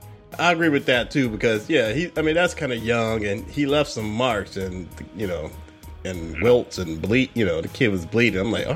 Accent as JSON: {"language": "English", "region": "the South", "country": "United States", "said": "We're from the South."}